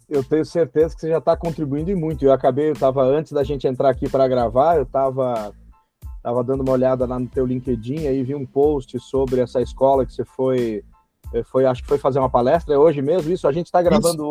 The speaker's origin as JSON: {"language": "Portuguese", "town": "Passo Fundo", "region": "Rio Grande do Sul", "country": "Brazil", "tie": "born or raised there", "moved": "yes", "said": "minha cidade natal, que é Passo Fundo, no Rio Grande do Sul"}